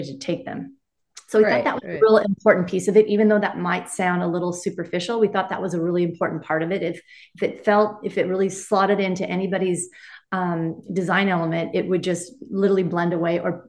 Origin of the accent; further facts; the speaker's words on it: Laguna Beach, California, United States; I'm from Laguna Beach.